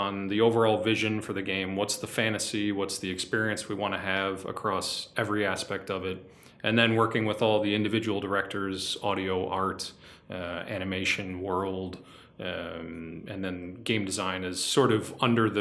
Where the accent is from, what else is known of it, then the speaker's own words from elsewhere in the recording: United States; moved away as an adult; now in Quebec, Canada; I'm from the United States.